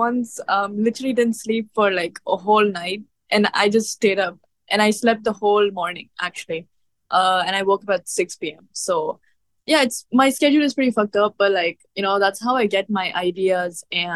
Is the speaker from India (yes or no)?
yes; India; accent: Indian; Yeah, I've gotten like a lot of criticism of my accent, and like till date I do feel insecure about it, like about how I speak, my Indian comes out, you know.